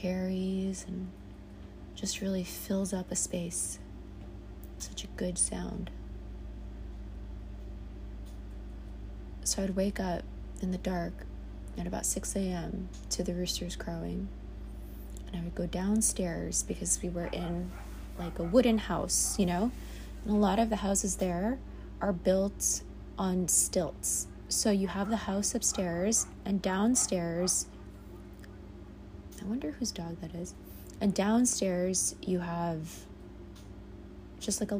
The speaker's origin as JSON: {"language": "English", "town": "New York City", "region": "New York", "country": "United States", "tie": "born or raised there", "said": "I was born and raised in the Bronx, New York"}